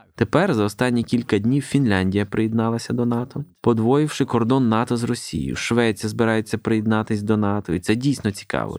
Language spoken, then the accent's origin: Ukrainian; Scotland, United Kingdom; до Шотландії, звідки я родом